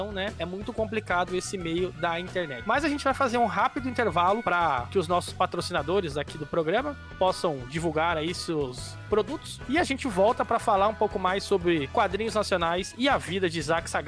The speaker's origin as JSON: {"language": "Portuguese", "region": "São Paulo", "country": "Brazil", "lives_now": "Curitiba, Brazil", "said": "Eu não sou, eu sou de São Paulo, mas moro em Curitiba."}